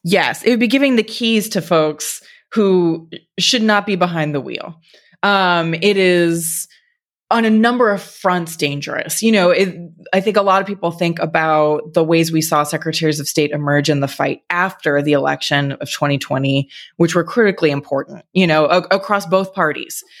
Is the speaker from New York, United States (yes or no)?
no; Texas, United States; my home state of Texas